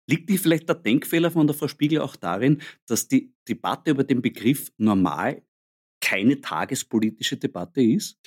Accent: Austria; als Österreicher

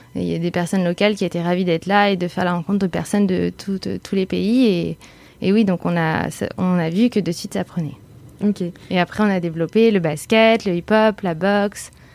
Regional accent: Bordeaux, Nouvelle-Aquitaine, France; moved away as an adult; now in Paris, France; je suis originaire de Bordeaux et j'habite à Paris depuis 6 ans

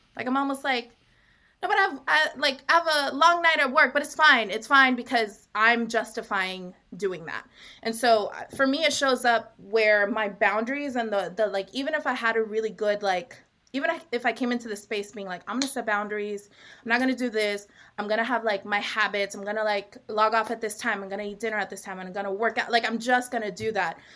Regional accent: Long Beach, California, United States; now in New York, United States; I am from originally from Long Beach, California, but I'm currently podcasting from Harlem

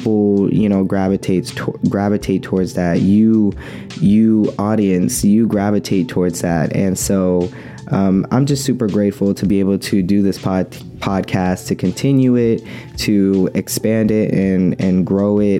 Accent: Oakland, California, United States; I'm from Oakland

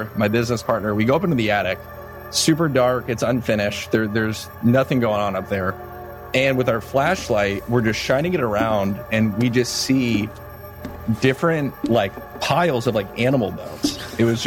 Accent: Elyria, Ohio, United States; my hometown, Elyria, Ohio.

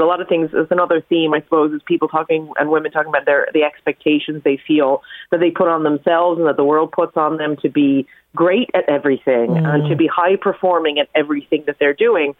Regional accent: New York, United States; moved away; my mother in the 80s in New York, growing up in New York

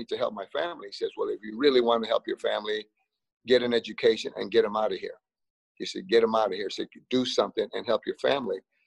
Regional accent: Los Angeles, California, United States; moved away; also born or lived in Frogtown, Los Angeles / Las Vegas; There's that little place growing up, and it's the area called Boyle Heights.

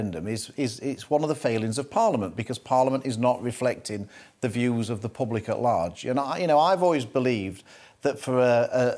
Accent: Doncaster, Yorkshire and the Humber, United Kingdom; my mum was a bookmaker when I was growing up in Doncaster

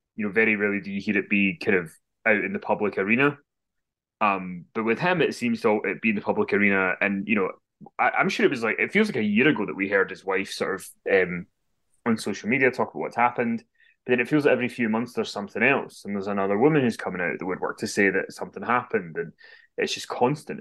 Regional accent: Glasgow, Scotland, United Kingdom; I'm from Glasgow, though. We all s, we swear we're a sweary people.

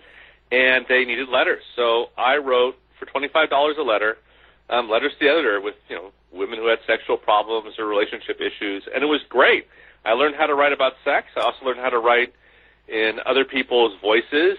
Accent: San Francisco Bay Area, California, United States; also born or lived in Los Angeles; I grew up in the San Francisco Bay Area

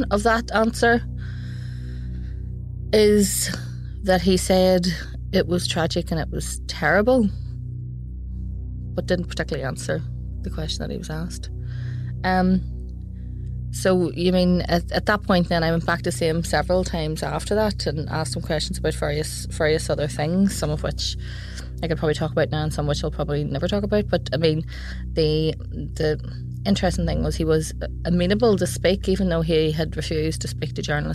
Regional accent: Belfast, Northern Ireland, United Kingdom; I am from West Belfast

